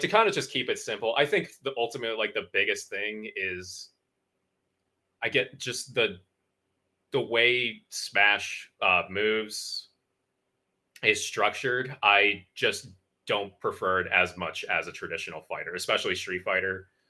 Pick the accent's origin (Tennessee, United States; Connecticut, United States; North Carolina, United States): Connecticut, United States; moved away; I grew up in Connecticut